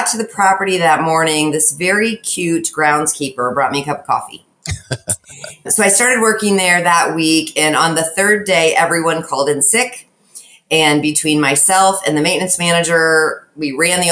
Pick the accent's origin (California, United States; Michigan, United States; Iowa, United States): Iowa, United States; Knoxville; I grew up in a small town just south of Des Moines, Iowa, called Knoxville